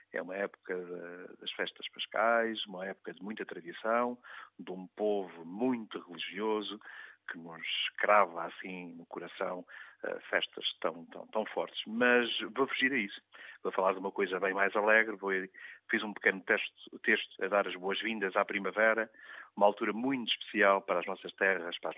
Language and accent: Portuguese; Azores, Portugal; Quando nós habitamos nos Açores, a nossa terra é o nosso local que o nosso bairrismo protege de forma visceral. Quando estamos fora, a nossa terra passa a ser os Açores todos